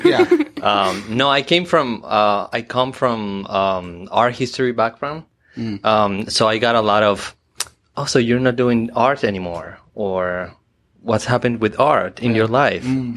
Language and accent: English; Colombia; I'm from Colombia